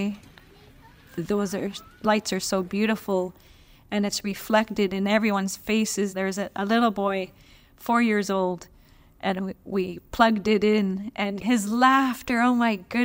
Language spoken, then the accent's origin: English; Gitwinksihlkw, British Columbia, Canada; I am from Gitwingsik, British Columbia